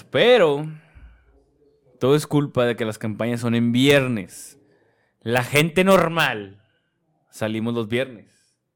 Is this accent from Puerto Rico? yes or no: no; Monterrey, Nuevo León, Mexico; porque somos regios.